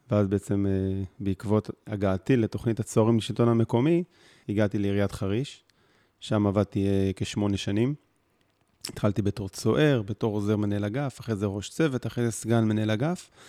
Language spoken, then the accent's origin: Hebrew; Northern District, Israel; now in Mitzpe Ilan, Israel; ילדים, מתגוררים ביישוב הקהילתי מצפה אילן במועצה אזורית מנשה. גדלתי בגולן, תואר ראשון בעבודה סוציאלית